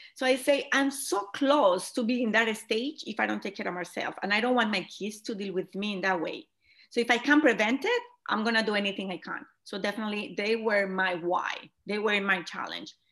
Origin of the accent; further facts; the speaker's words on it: Colombia; moved away as an adult; now in United States; I am originally from Colombia, as you mentioned it. I moved to United States